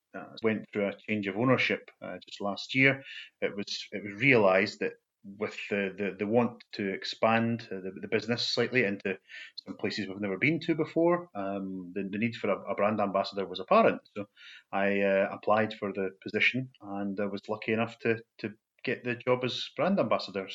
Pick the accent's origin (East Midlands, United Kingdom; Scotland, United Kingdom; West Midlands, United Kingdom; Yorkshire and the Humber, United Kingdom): Scotland, United Kingdom; Falkirk; I was born and brought up in Falkirk in central Scotland